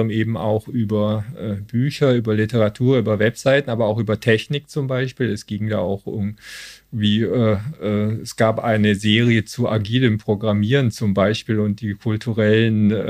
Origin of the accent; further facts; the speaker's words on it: Stuttgart, Baden-Württemberg, Germany; now in Cologne, Germany; Ich bin aber schon seit äh, 23 Jahren hier und äh, komme ursprünglich aus Stuttgart.